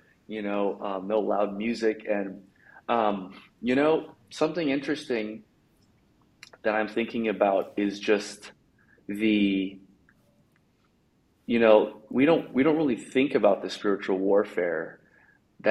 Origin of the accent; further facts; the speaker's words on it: Bay Area, California, United States; moved away; I'm from the Bay Area. I don't live in the Bay Area anymore